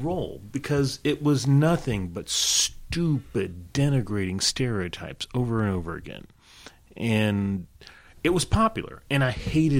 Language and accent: English; the South, United States; Having grown up in the South, I even though I don't really have a Southern accent, but I grew up in the South. I went to middle school and high school in the South